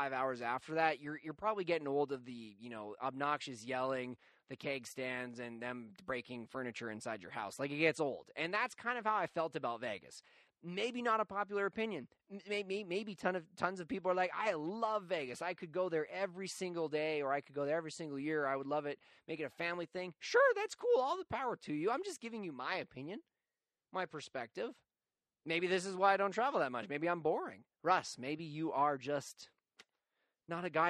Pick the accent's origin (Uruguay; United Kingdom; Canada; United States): Canada; Calgary, Alberta; I come from Calgary, which is a pretty white-collar city